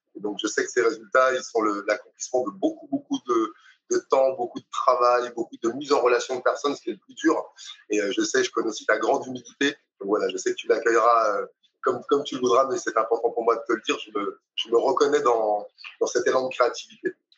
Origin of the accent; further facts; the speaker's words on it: Dakar, Senegal; je suis né à Dakar